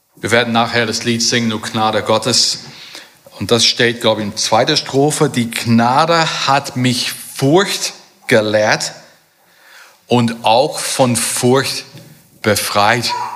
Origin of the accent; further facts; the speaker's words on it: Germany; bei uns in Deutschland